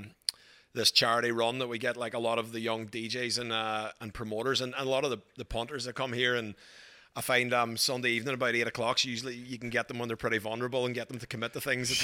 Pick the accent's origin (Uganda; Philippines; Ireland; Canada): Ireland; moved away as an adult; also born or lived in Glasgow, Scotland; now in Australia; I grew up in Ireland till I was 18. Then I went to university in Glasgow in Scotland.